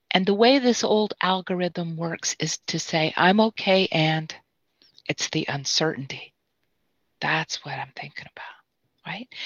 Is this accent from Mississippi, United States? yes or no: yes; Mississippi, United States; I'm from Mississippi